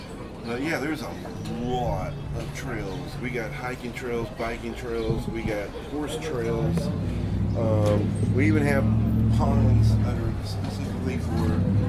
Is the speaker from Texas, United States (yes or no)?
yes; Mineola, Texas, United States; now in Quitman, United States; I'm from Mineola. I live in Quitman, sadly.